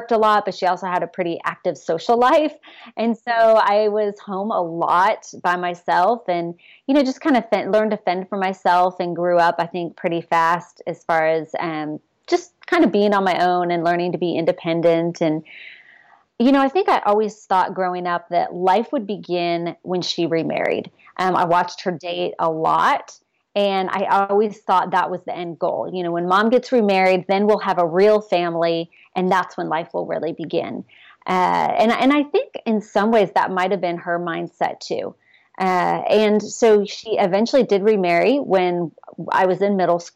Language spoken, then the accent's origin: English; Texas, United States; also born or lived in Ohio; when I was in second grade, we moved from Ohio to Texas